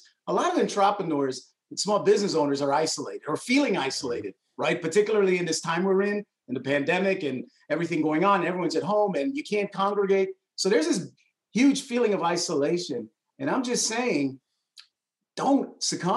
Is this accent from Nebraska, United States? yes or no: no; Hartford, Connecticut, United States; also born or lived in New York; I grew up in New York and Connecticut